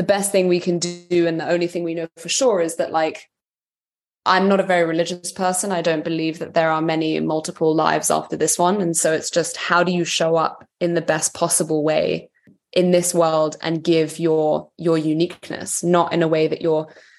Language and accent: English; London, United Kingdom; I am Serbian by heritage, but I was raised in London